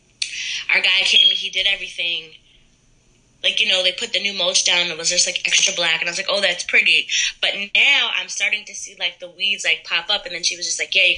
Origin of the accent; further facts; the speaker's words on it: Middletown, United States; moved away; I'm from Middletown originally